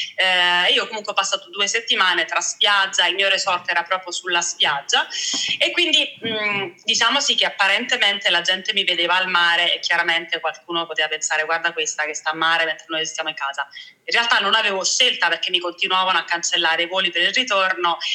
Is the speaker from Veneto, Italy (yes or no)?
no; Naples, Campania, Italy; sono napoletana